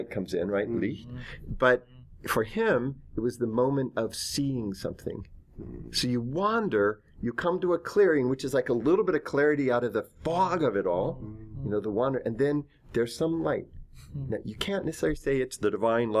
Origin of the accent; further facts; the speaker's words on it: Northern California, United States; I'm from Northern California and grew up there 5 generations